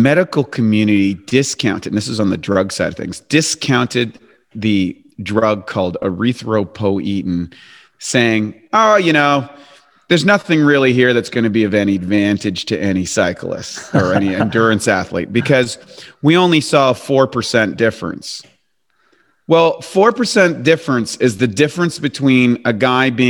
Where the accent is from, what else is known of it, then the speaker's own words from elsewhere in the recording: Canada; moved away as an adult; also born or lived in Venice Beach, California; now in Los Angeles, United States; I'm a Canadian, I'm a former Canadian, so I'm a transplant